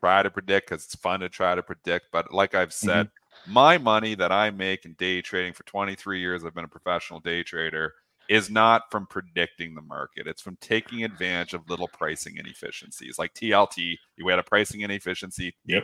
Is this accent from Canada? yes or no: yes; Canada; I'm Canadian